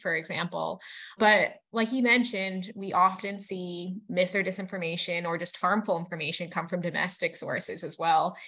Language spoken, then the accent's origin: English; Massachusetts, United States; growing up in Massachusetts